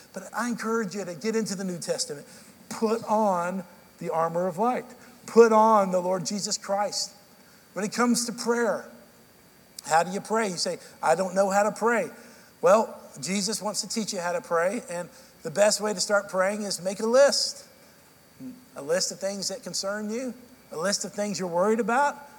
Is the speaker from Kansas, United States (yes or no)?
no; Dallas, Texas, United States; now in Nashville, United States; I grew up in Central Time in Dallas